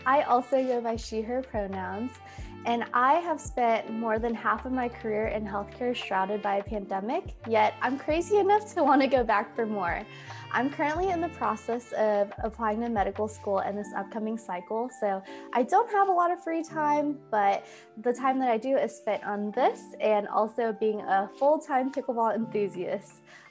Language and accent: English; Midwest, United States; our lives as Asian American women born and raised in the Midwest